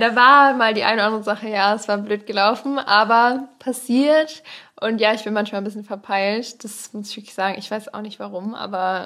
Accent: Kohlscheid, North Rhine-Westphalia, Germany; aus dem Kaff

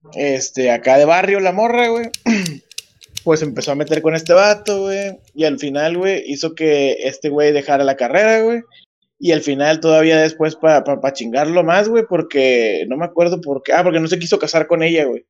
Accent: Monterrey, Nuevo León, Mexico; Yo soy más regio que la, que, la carnita asada, soy más regio que, que el cabrito al pastor

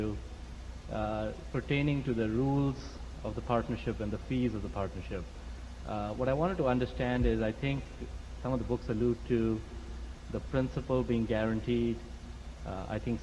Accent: Long Grove, Illinois, United States; I'm from Long Grove, Illinois.

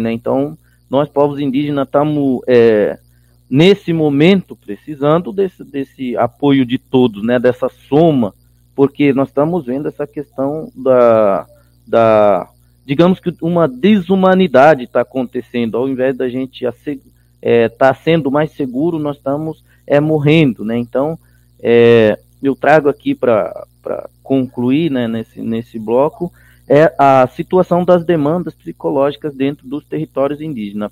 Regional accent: Chiquitano people, Vila Nova Barbecho village, Brazil–Bolivia border, Mato Grosso, Brazil; also born or lived in Cuiabá, Brazil; moro na terra indígena e aldeia Vila Nova Barbecho, na divisa do Brasil com a Bolívia

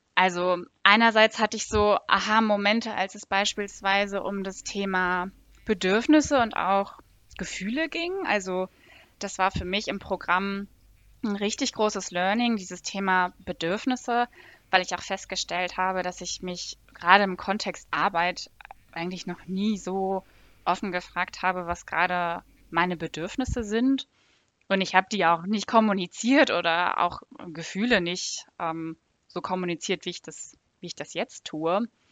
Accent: Northern Germany, Germany; now in Frankfurt, Germany; Ich komme ursprünglich aus Norddeutschland.

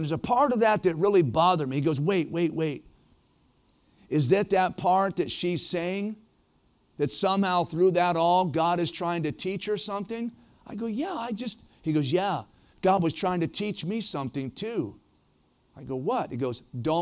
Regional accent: Ohio, United States; moved away as an adult; also born or lived in Prescott, Arizona / Oregon; growing up in Ohio, don't hold it against me, Ohio is a great place to be from.

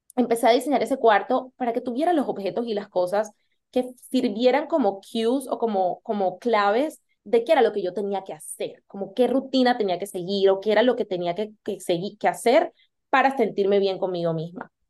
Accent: Colombia; moved away as an adult; also born or lived in United States; Yo soy de Colombia y decidí irme a estudiar a los Estados Unidos

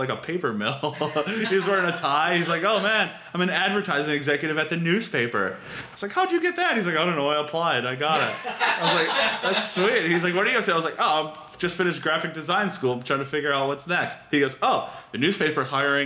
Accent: Michigan, United States; moved away as an adult; also born or lived in Kenosha, Wisconsin; I grew up in Michigan

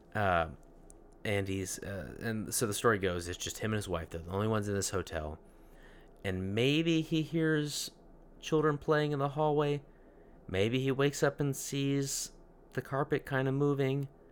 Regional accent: Dallas, Texas, United States; I'm from Dallas.

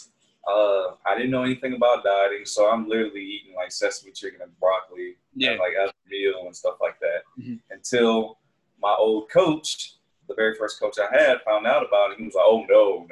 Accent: Augusta, Georgia, United States; The place where I'm from in Georgia is called Augusta, small city.

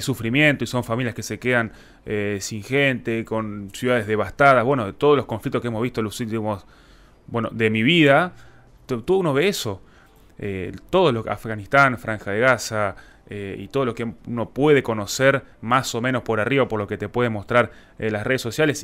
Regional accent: Argentina; Nosotros como Argentina

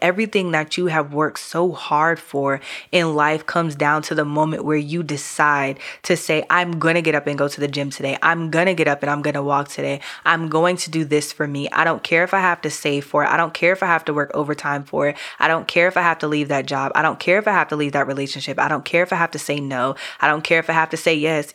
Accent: New York, United States; also born or lived in Caribbean; I'm from New York.

